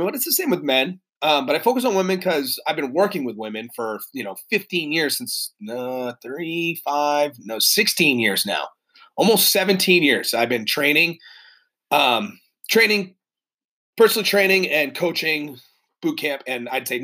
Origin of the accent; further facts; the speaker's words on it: New Hampshire, United States; moved away; also born or lived in Massachusetts / Connecticut / California; I'm originally from New England, born in Massachusetts. I grew up in New Hampshire.